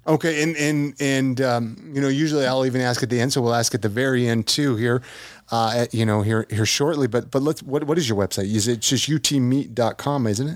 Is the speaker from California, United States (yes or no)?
yes; California, United States; I grew up in California